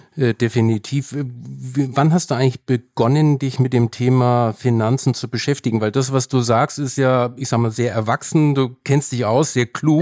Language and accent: German; Germany; bei uns in Deutschland